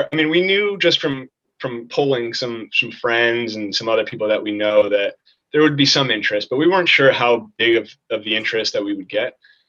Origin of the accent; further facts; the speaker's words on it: New York City, New York, United States; We are from New York City, and we live in the city.